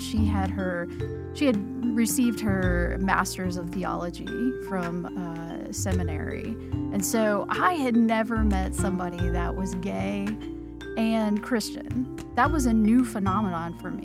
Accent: Lexington, Kentucky, United States; now in Louisville, United States; I live here in Louisville, Kentucky. I grew up in Lexington

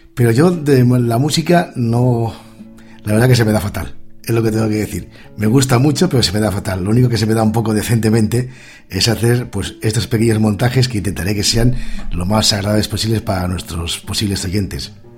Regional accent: Asturias, Spain; moved away; also born or lived in Pontevedra; yo sido de Asturias

